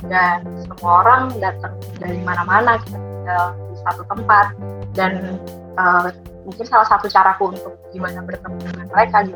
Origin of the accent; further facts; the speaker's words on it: Batam, Riau Islands, Indonesia; now in Surabaya, Indonesia; aku asalnya dari Batam cuma sekarang lagi di Surabaya karena kerjain